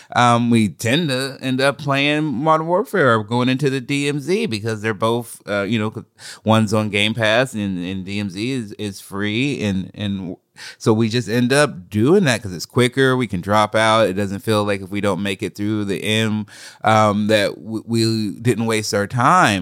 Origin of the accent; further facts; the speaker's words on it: Oregon, United States; I grew up in Oregon